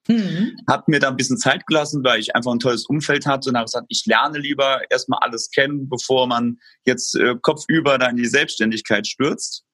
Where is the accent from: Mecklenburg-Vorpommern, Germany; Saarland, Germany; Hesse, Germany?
Saarland, Germany; Saarbrücken; also born or lived in Lübeck; Ich komme aus Saarbrücken, der Landeshauptstadt des Saarlandes